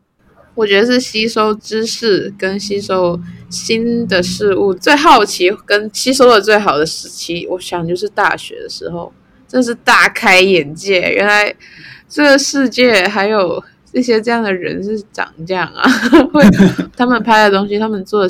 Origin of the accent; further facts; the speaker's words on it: Macau; 我觉得我很我不会定义自己是哪里人哎、欸。你可以说我是中国人，中国澳门呢？我们是。